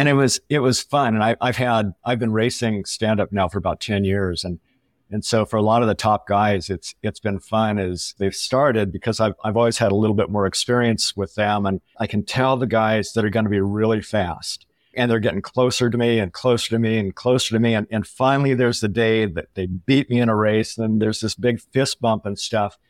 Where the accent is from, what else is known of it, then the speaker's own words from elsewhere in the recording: Southern California, United States; moved away; also born or lived in San Luis Obispo, California; I grew up in Southern California, went to college in San Luis Obispo, which is Central California